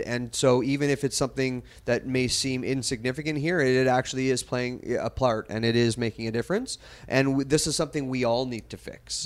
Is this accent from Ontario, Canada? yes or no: no; Kelowna, British Columbia, Canada; as a kid born and raised in Kelowna